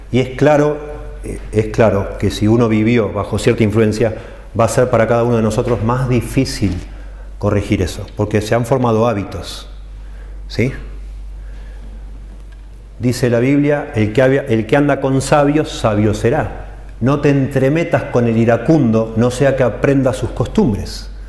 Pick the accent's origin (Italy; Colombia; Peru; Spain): Italy; Spanish is a second language; es posible que yo sea un gritón, pero no es porque soy italiano, es porque aprendí de mi papá, de mi abuelo y copio eso.